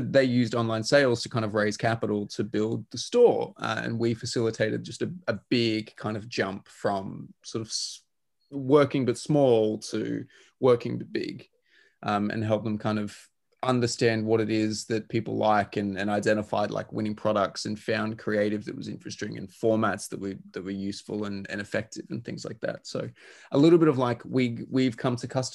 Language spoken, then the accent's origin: English; Australia; being Australian, I'm very used to driving very long distances